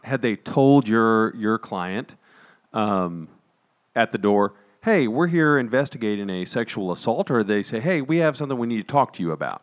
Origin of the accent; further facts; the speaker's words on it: Texas, United States; we're from Texas